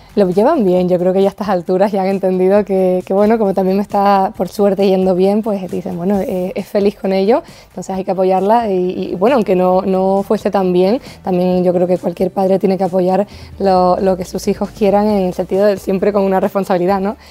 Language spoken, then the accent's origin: Spanish; Los Llanos de Aridane, Canary Islands, Spain; moved away as an adult; now in Madrid, Spain; la isla de La Palma, mi tierra